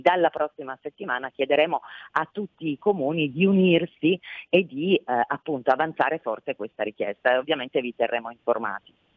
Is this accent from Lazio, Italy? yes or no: no; Piedmont, Italy; da piemontese